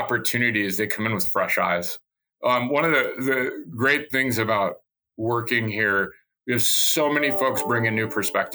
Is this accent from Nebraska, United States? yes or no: yes; Nebraska, United States; I grew up in Nebraska